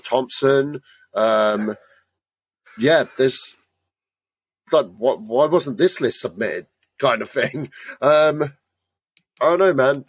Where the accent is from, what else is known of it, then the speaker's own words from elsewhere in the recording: United Kingdom; we're British, we kind of know what …, and we're of the right age range